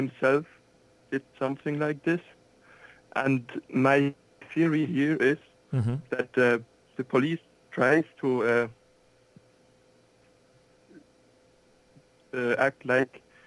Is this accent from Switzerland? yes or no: yes; Switzerland; I'm from Switzerland.